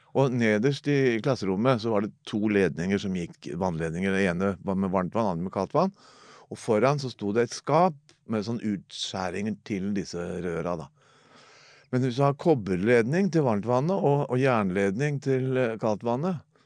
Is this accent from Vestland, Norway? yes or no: no; Oslo, Norway; jeg er født i Oslo, på Golia. Altså mellom to drabantbyer, mellom Oppsal og Tveita